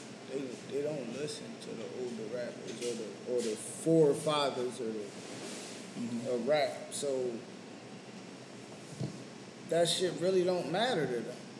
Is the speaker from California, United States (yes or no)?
no; Chester, Pennsylvania, United States; growing up in Chester, motherfuckers had a lot of Southern influence.